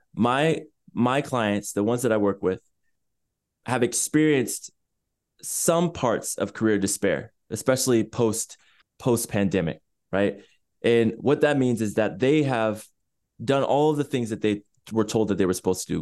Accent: Chula Vista, California, United States; So I was born in San Diego, California, in a city more specifically called Chula Vista, which is less than ten minutes away from the border

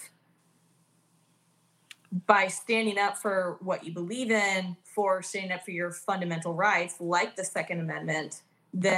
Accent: Oklahoma, United States; I grew up in Oklahoma.

